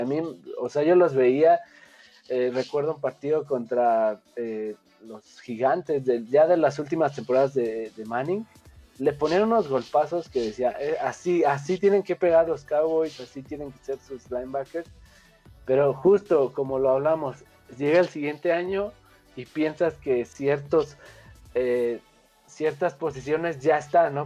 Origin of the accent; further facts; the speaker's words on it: Mexico; como mexicano digo